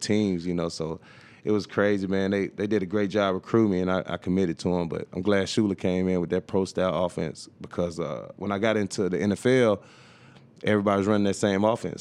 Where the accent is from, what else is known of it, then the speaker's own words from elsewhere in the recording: Tuscaloosa, Alabama, United States; moved away as an adult; also born or lived in Baltimore; now in San Diego, United States; Tuscaloosa, Ala, Alabama, where my hometown is